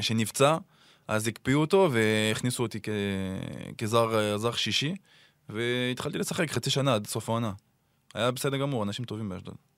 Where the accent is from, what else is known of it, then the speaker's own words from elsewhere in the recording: Clermont-Ferrand, Auvergne-Rhône-Alpes, France; Hebrew is a second language; moved away as an adult; also born or lived in Saint-Étienne; now in Israel; גדלתי בקלרמו